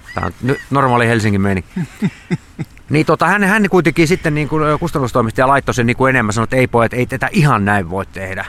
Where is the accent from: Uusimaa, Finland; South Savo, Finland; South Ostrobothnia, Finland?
South Savo, Finland; Savonlinna; mä oon niin Savonlinnasta kotoisin sit Saima, Saiman rannalla asunut koko ikäni